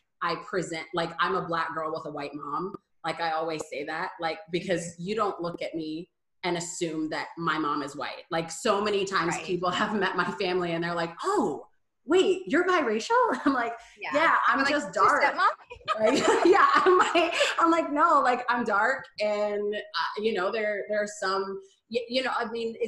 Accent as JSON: {"language": "English", "town": "Paducah", "region": "Kentucky", "country": "United States", "tie": "born or raised there", "also_born_or_lived": "New York", "moved": "as an adult", "said": "I was born and raised in Paducah, Kentucky, which is where I am now."}